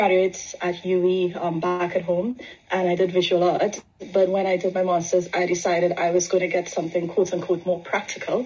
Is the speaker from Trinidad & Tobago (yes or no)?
yes; Trinidad & Tobago; moved away as an adult; also born or lived in England; now in United Kingdom; So I grew up in Trinidad, spent most of my life in Trinidad